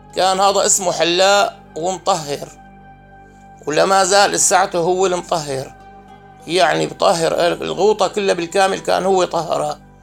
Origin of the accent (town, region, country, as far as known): Al-Jarba, Rif Dimashq, Syria; born or raised there